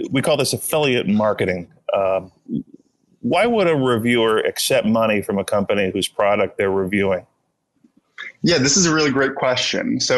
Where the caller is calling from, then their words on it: San Francisco, California, United States; I'm calling in from San Francisco, California.